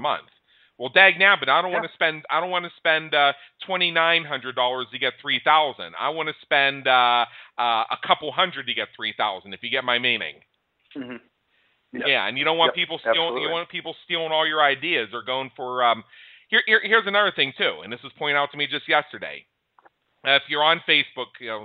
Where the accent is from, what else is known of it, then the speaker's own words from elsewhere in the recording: United States; as an American.